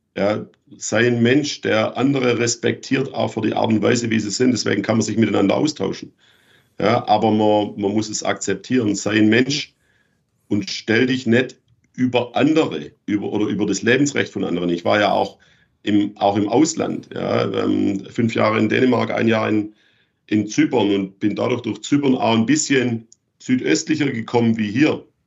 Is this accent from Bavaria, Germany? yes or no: no; Schwäbisch Gmünd, Baden-Württemberg, Germany; moved away; in meiner Heimatstadt in Schwäbisch Gmünd